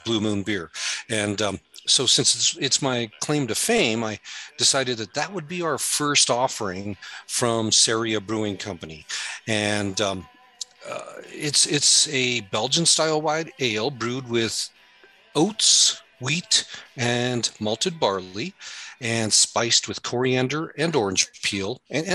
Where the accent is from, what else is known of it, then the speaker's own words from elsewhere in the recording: Colorado, United States; when I was young, growing up in Colorado